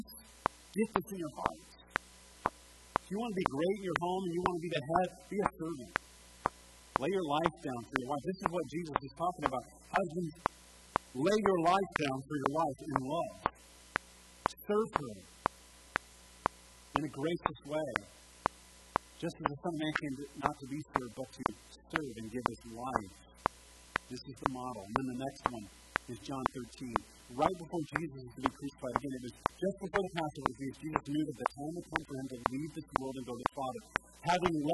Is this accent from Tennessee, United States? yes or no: yes; Tennessee, United States; now in Montevideo, United States; we're from Tennessee